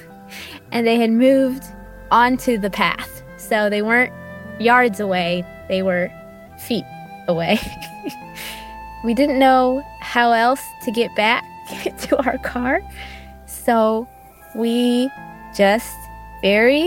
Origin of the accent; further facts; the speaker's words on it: Midwest, United States; We're from the Midwest